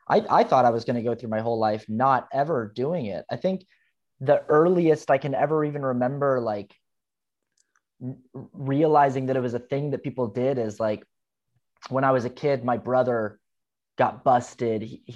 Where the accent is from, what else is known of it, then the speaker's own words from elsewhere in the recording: Utah, United States; And I grew up Mormon in Utah, and nobody drank. Nobody in my neighborhood drank.